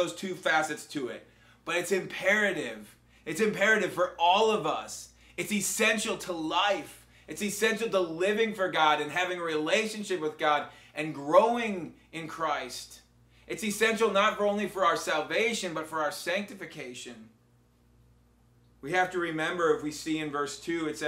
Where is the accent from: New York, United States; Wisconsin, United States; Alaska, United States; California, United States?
Wisconsin, United States; now in Spring Hill, United States; when I grew up in Wisconsin